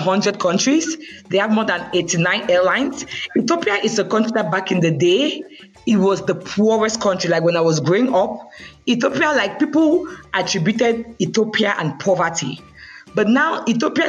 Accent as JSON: {"language": "English", "town": "Bamenda", "region": "Northwest Region", "country": "Cameroon", "also_born_or_lived": "Yaoundé, Cameroon", "moved": "as an adult", "lives_now": "Canada", "said": "from where I am, from Bamenda, the culture there is like tradition mixed with the English"}